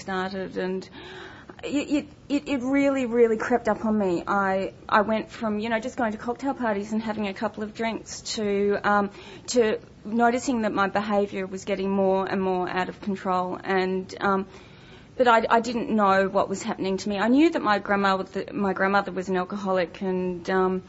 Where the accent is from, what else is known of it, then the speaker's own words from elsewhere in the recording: Melbourne, Victoria, Australia; I grew up in Melbourne